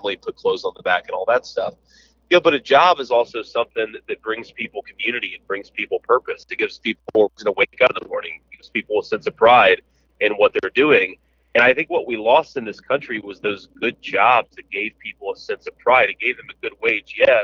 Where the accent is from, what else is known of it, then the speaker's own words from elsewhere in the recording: Middletown, Ohio, United States; Middletown, Ohio, which is where I grew up